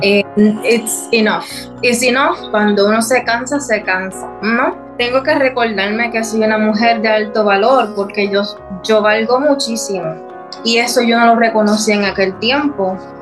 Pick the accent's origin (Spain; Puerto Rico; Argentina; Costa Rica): Puerto Rico; moved away as an adult; Es mi tierra, mi patria y yo amo Puerto Rico.